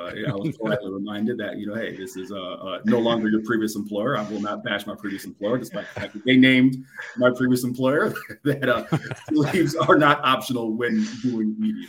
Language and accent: English; Tampa, Florida, United States; moved away as an adult; also born or lived in Orlando, Florida / Miami, Florida; now in Austin, United States; being born and raised in Florida, you know, living and growing up in Tampa, living in Orlando, Miami